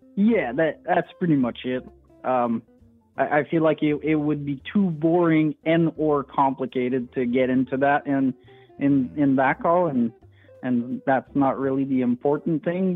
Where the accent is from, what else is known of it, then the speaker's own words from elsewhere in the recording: French part of Canada, Quebec, Canada; accent: French Canadian; first language French; English is a second language; also born or lived in Alberta; I'm uh, from the the uh, only uh, French part of Canada